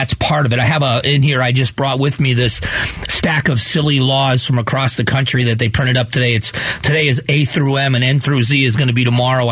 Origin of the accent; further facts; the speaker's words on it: Southwest Florida, United States; now in Arizona, United States; I grew up in Southwest Florida.